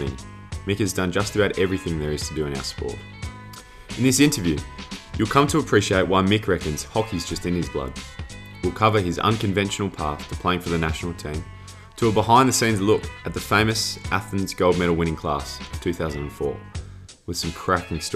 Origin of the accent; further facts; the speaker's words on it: Sydney, New South Wales, Australia; born and raised in Sydney, I might add, my own hometown.